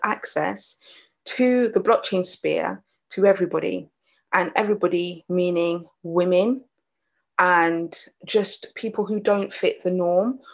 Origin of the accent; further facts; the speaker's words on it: United Kingdom; also born or lived in Jamaica; I'm British Jamaican, British Caribbean.